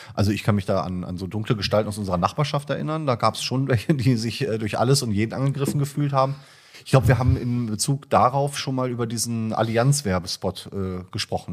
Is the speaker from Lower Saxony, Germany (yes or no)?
no; Iserlohn, North Rhine-Westphalia, Germany; Meine Heimatstadt ist ja Iserlohn eigentlich. Mhm. Ich komme aus dem Sauerland